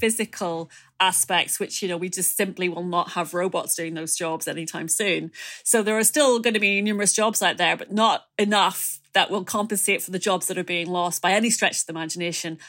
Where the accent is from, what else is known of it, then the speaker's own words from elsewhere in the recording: Ireland; as an Irish person